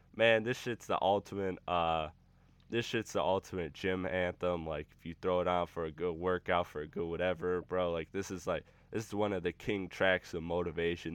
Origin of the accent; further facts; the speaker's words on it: Michigan, United States; my home state, Michigan